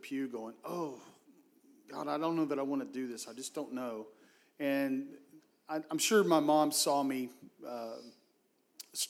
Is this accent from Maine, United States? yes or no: no; Hurst, Texas, United States; I grew up in the Metroplex in Hearst, Texas